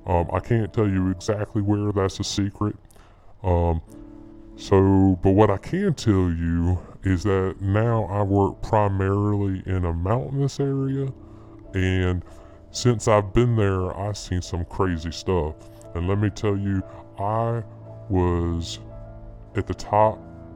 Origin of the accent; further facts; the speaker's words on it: North Carolina, United States; North Carolina. I'm from North Carolina, and that's where I work in North Carolina.